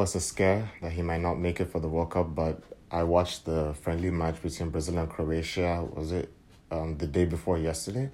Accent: Nigeria; I hail from Nigeria.

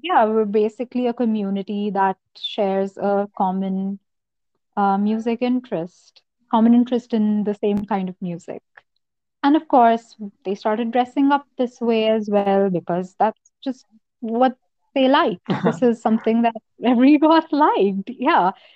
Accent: Noida, Uttar Pradesh, India; also born or lived in Lucknow, India / Jaipur, India; I'm from Noida and it's very hot here.

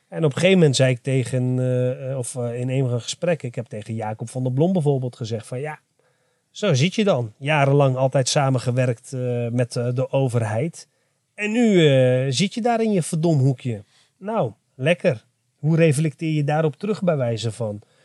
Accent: Enschede, Overijssel, Netherlands; ik ben trots dat ik een Arabisch-Turkse tukker ben, uh, geboren getogen in Enschede

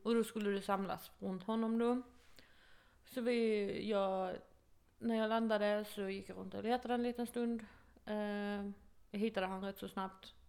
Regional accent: Sweden; moved away as an adult; now in United States; min bästa vän hemma i Sverige

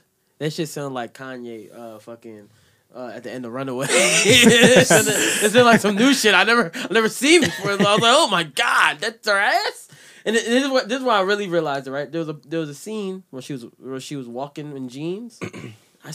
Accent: Jamaica; I'm Jamaican

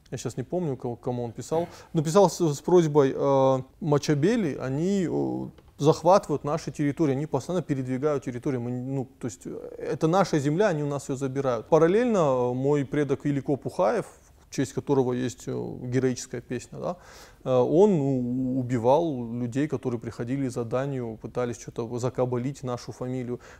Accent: Tskhinvali, South Ossetia, Georgia; born there; Я тоже родился в Цхинвале, но я все равно... Э, ну, Владикавказ — это мой любимый город.

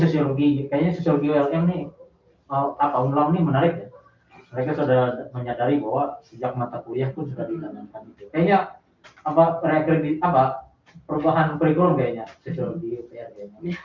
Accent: Bali, Indonesia; now in Palangkaraya, Indonesia; dari daerah saya di daerah Bali sana

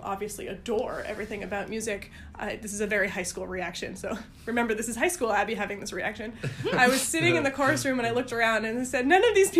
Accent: Vermont, United States; moved away; also born or lived in Massachusetts; Born in Massachusetts, but raised in Vermont.

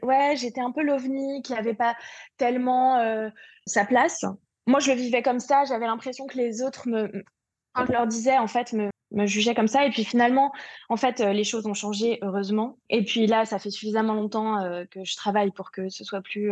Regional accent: Paris, Île-de-France, France; je suis parisienne

